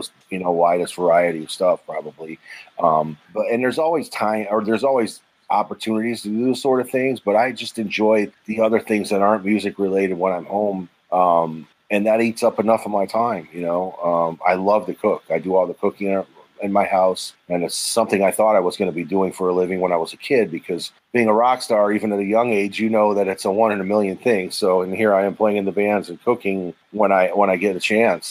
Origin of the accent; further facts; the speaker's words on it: Cleveland, Ohio, United States; now in Florida, United States; I'm originally from Cleveland